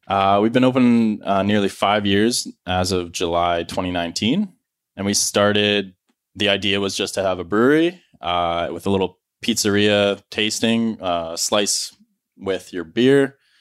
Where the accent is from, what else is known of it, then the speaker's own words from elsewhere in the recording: Penticton, British Columbia, Canada; I grew up in Penticton here